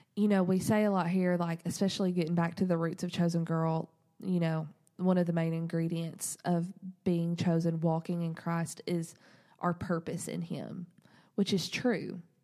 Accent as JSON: {"language": "English", "region": "the South", "country": "United States", "said": "we're from the South"}